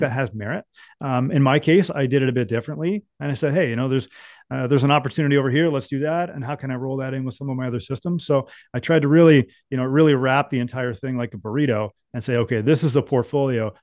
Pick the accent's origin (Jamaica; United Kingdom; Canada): Canada; Ontario; growing up in Ontario, I was a mechanic.